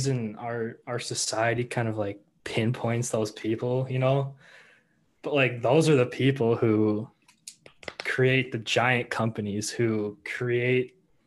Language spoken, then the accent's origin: English; Edina, Minnesota, United States; I was born and raised in Edina. So a lifelong cake eater there.